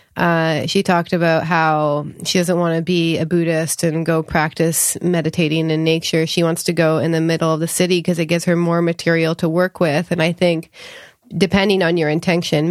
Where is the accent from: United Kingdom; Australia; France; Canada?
Canada; now in California, United States; I grew up in Canada